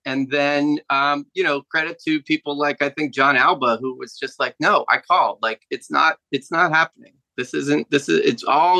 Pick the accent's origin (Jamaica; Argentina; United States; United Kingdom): Jamaica; I should mention that I'm also originally from Jamaica, so very similar to Kofi Kingston.